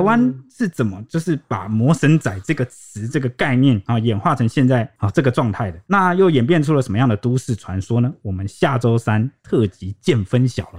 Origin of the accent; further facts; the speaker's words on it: Taiwan; 其实我们台湾人真的是很特别哦